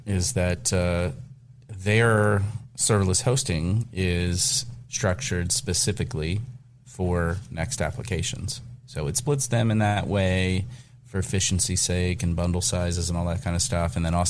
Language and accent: English; Kentucky, United States; I am both German from the Cincinnati area of northern Kentucky.